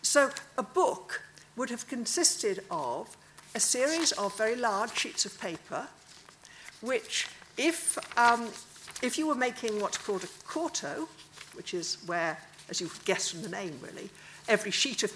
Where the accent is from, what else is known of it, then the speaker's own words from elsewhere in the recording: Wales, United Kingdom; I'm Welsh